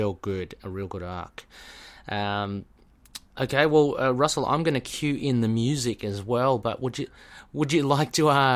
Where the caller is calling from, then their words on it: Australia; Yeah, I mean, I'm talking from Australia.